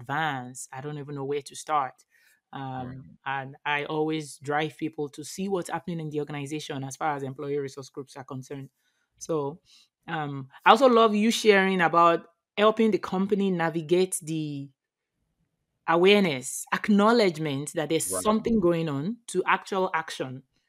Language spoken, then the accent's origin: English; Nigeria; I am from Nigeria